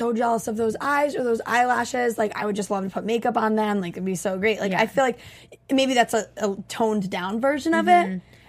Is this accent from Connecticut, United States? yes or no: yes; Connecticut, United States